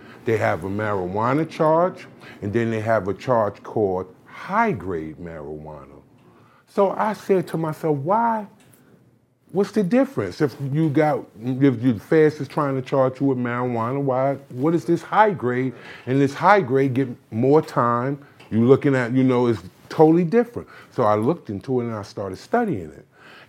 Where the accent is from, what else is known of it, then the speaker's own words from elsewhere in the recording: Barbados; I'm from Barbados.